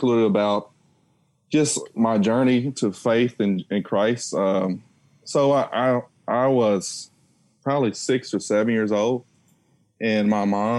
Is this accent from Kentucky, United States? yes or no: yes; Lexington, Kentucky, United States; I'm originally from Lexington, born and raised in Lexington, graduate of Eastern Kentucky in 2006